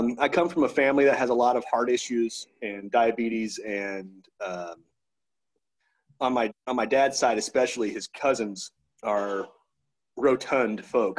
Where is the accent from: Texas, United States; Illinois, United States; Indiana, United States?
Texas, United States; Victoria; gym in my hometown called Pure Fitness in Victoria, Texas